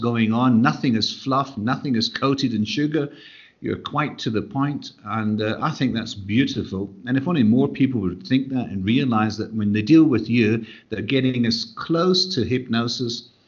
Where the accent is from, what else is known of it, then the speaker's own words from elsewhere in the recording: Glasgow, Scotland, United Kingdom; being a Glaswegian.